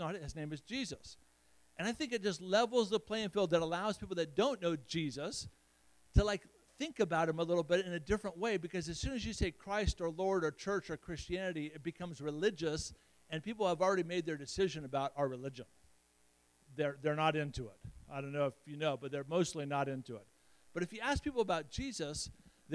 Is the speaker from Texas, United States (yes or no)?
no; Chadron, Nebraska, United States; moved away; also born or lived in Middle East; I grew up in Shadron